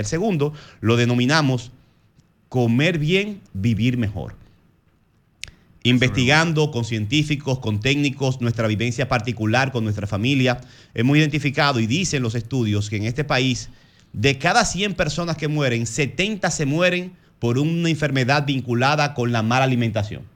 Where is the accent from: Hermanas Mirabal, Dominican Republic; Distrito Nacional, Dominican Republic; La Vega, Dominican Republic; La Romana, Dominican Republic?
Distrito Nacional, Dominican Republic; Santo Domingo Este; San Isidro el Bonito, de donde soy